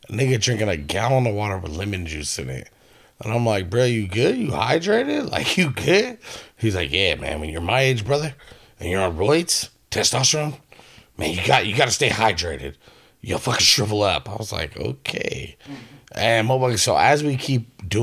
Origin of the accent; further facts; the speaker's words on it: Vallejo, California, United States; moved away as an adult; now in Northwest, United States; I'm from a little place called Vallejo, California